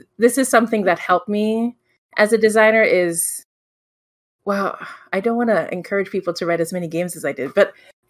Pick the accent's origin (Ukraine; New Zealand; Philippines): Philippines; I'm from the Philippines